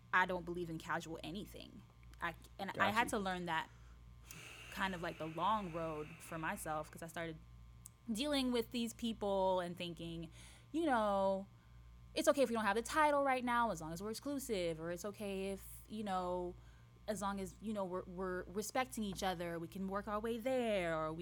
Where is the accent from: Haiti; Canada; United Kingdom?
Haiti; moved away; I grew up in Haiti